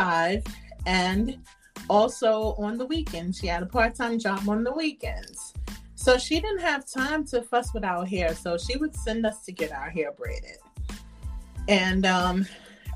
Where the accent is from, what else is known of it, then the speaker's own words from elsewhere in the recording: New York City, New York, United States; now in North Carolina, United States; I was born in Brooklyn, New York